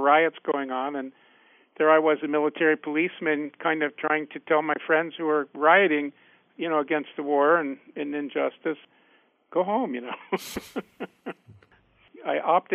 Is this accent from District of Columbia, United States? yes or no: yes; Washington, District of Columbia, United States; I grew up in Washington, D.C. I was on 16th and Calorama Road, which is what they call Adams Morgan